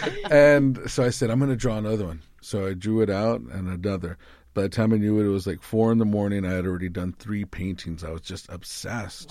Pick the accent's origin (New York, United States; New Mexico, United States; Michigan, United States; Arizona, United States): Arizona, United States; Tucson; I'm from the Boscoyaki tribe here in Tucson, Arizona